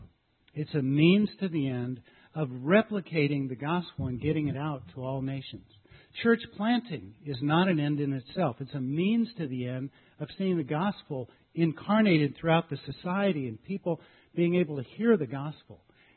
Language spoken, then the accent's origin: English; Nebraska, United States; moved away as an adult; also born or lived in Seattle, Washington / Hong Kong; I grew up in Nebraska